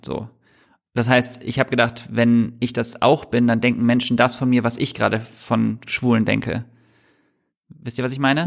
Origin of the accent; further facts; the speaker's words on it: Düsseldorf, North Rhine-Westphalia, Germany; moved away as an adult; now in Hamburg, Germany; Ich bin in Düsseldorf ähm, aufgewachsen